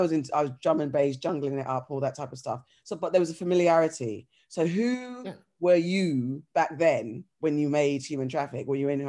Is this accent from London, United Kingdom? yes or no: yes; London, United Kingdom; from South, I'm originally from South.